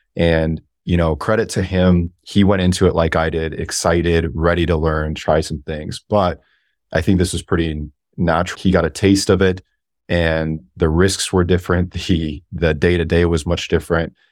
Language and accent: English; Alaska, United States; I grew up in Alaska